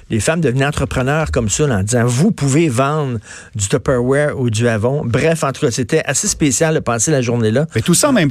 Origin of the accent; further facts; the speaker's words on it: Montreal, Quebec, Canada; Moi, j'ai grandi à Verdun